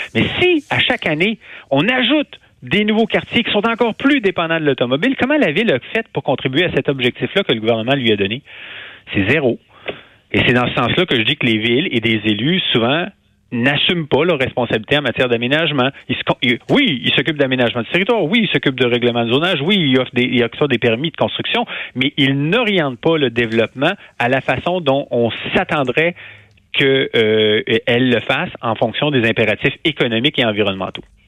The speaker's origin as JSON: {"language": "French", "town": "Quebec City", "region": "Quebec", "country": "Canada", "tie": "born or raised there", "also_born_or_lived": "Montreal / Rouyn-Noranda / Hull", "moved": "yes", "said": "je suis né à Québec, j'ai grandi à Québec"}